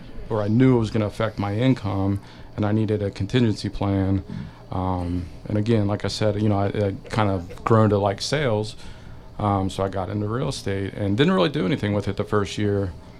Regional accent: Harrison, Ohio, United States; moved away as an adult; now in St. Leon, United States; I'm from Harrison, Ohio.

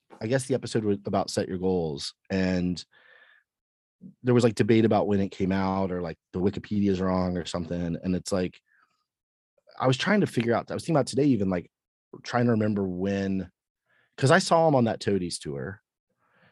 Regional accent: Cape Coral, Florida, United States; I grew up in Florida

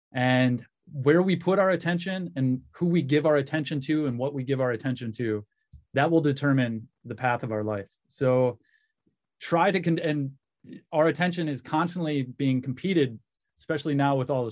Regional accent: Western Michigan, United States; born or raised there; also born or lived in Cleveland, Ohio

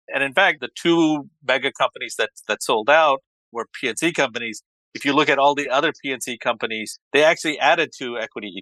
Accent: Dallas, Texas, United States; I grew up in Dallas.

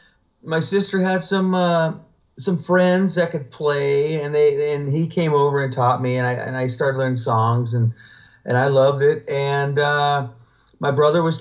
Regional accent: Arizona, United States; moved away as an adult; also born or lived in Los Angeles; when I was 20 or 21, I moved out from Arizona

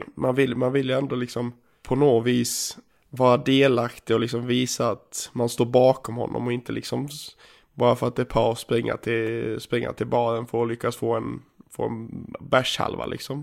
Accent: Gagnef, Dalarna County, Sweden; moved away; hemma i Gagnef

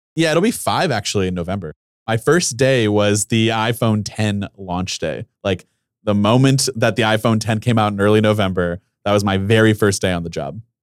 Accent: Ohio, United States; I'm from Ohio, I went to Ohio University

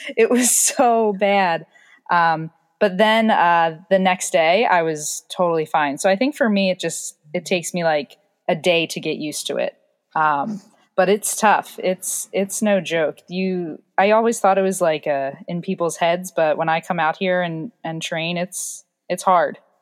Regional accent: New Jersey, United States; I'm from South Jersey

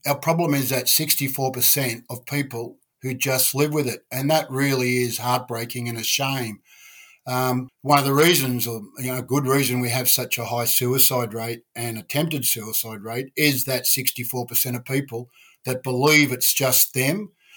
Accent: Sydney, New South Wales, Australia; I was brought up around the Balmain, North Ryde area, brought up fighting

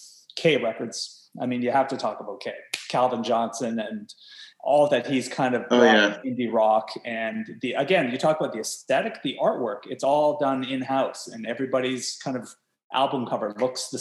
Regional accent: Toronto, Ontario, Canada; I'm from Toronto

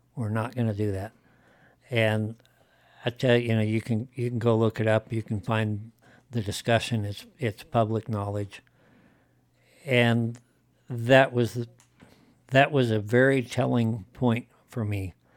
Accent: Wyoming, United States; I grew up in Wyoming

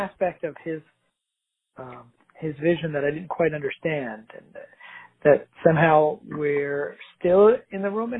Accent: Pakistan; I was born in Pakistan

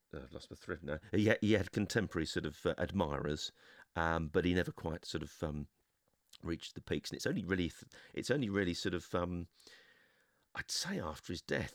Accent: London, United Kingdom; I'm a Londoner

